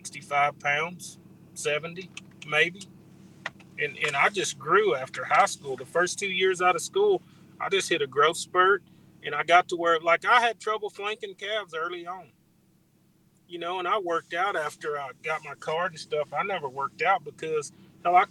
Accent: Cypress, Texas, United States; Around home where I grew up at in Cypress

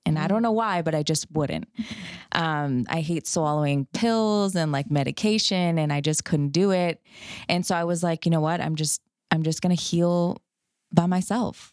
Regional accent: Canada; moved away as an adult; now in Fort Worth, United States; I'm from Canada. So, um, I did my, all my schooling there

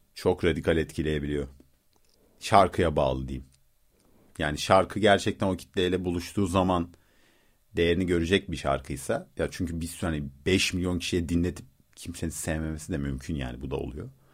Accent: Rize, Rize Province, Turkey; Ben Rizeliyim

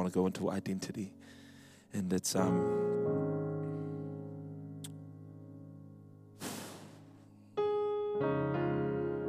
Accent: Wellington, New Zealand; I'm a Wellington born Samoan. Mum and dad both Samoan, and grew up in a Methodist church, Samoan Methodist church in Aitara. That was for about 18 years

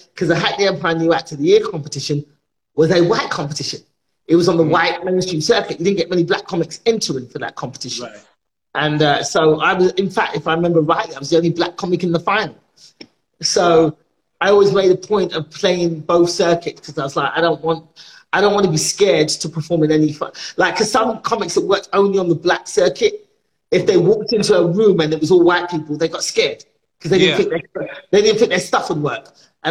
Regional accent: Nigeria; So when I came on the scene as a Nigerian comedian, I was doing jokes from my perspective.

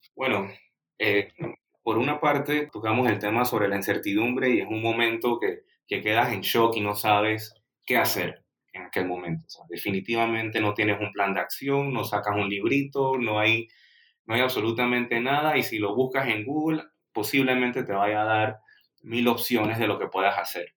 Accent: Panama; siendo el primer panameño que tiene presencia en tu, en tu programa

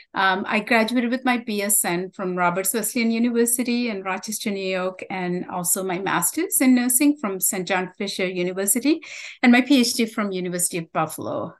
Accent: Sri Lanka; first language Tamil; English is a second language; moved away; where I grew up, the beautiful island I was describing, um, we had a civil war that uh, started in the early 80s mm-hmm. uh, due to ethnic conflict um, and discrimination. I was in the minority group, Tamils, um, so that was my native language.

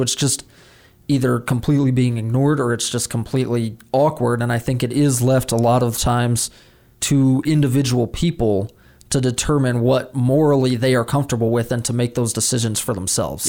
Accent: Washington, District of Columbia, United States; my hometown, Washington, D C

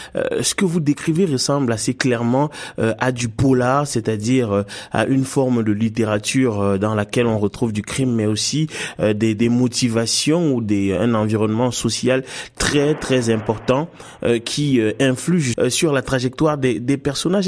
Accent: Canada; en tant que Canadien

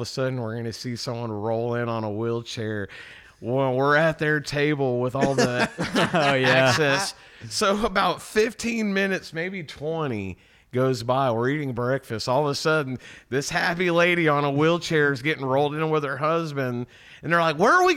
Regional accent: Wichita Falls, Texas, United States; we're from Wichita Falls, you and I, Blake, we grew up.

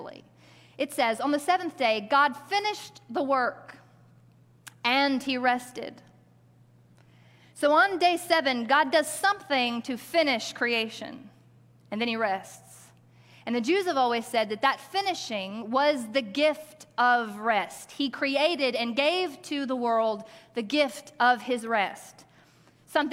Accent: Arkansas, United States; I grew up in Arkansas

